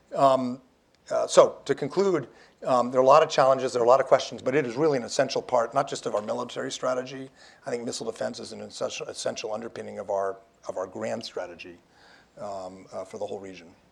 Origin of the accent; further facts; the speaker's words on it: Washington, United States; I'm from Washington